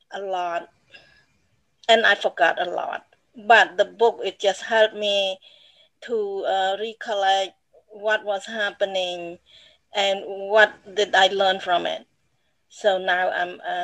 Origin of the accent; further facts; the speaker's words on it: Cambodia; moved away as an adult; now in United States; I grew up in Cambodia. I live in Cambodia up until